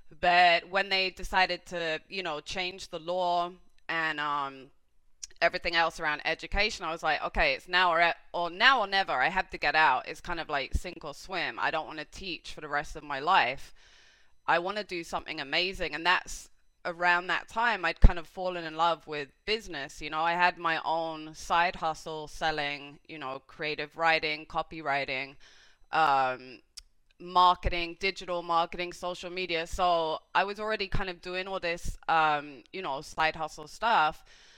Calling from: Miami, Florida, United States; I'm calling from Miami today.

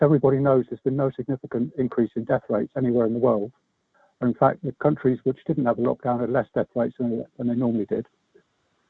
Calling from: Herefordshire, West Midlands, United Kingdom; I'm calling from Herefordshire.

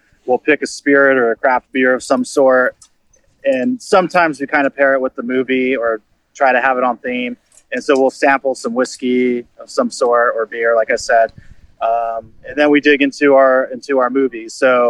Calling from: Costa Mesa, California, United States; I'm in Costa Mesa right now, just out at some college.

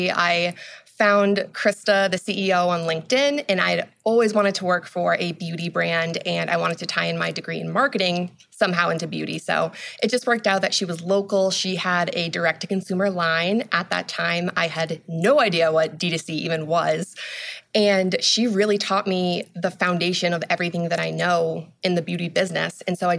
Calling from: Salem, New Hampshire, United States; I'm calling in from Salem, New Hampshire. It's where our office is. It's outside of Boston.

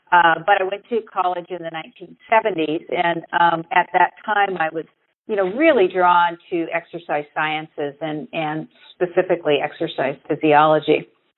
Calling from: Monterey, California, United States; I'm actually calling from the Monterey area in California.

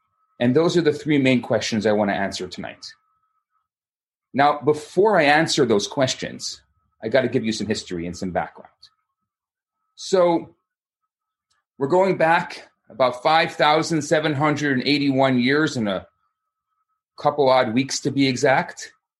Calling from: Montreal, Quebec, Canada; Hi, everybody. … I'm coming from Montreal, Canada.

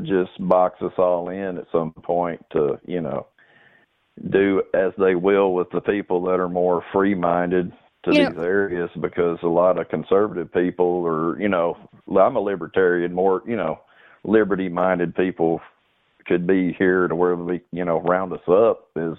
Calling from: Texarkana, Texas, United States; I'm from Texarkana, Texas.

